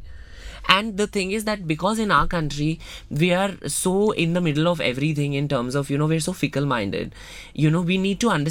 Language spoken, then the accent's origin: English; Mumbai, Maharashtra, India; I'm from Mumbai. I'm from this lane, from this gully